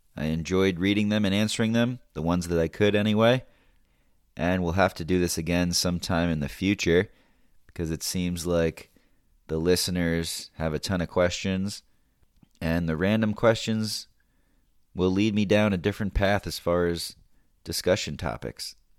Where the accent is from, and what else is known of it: United States